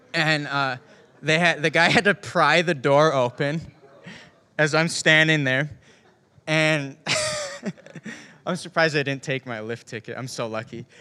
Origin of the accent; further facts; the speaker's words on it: Ishpeming, Michigan, United States; I grew up in Ishpeming, Michigan. It's a small town in the Upper Peninsula